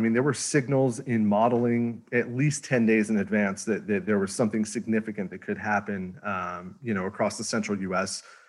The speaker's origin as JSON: {"language": "English", "region": "Northeast", "country": "United States", "said": "And of course, I'm from the Northeast. I'm getting excited. It's going to snow."}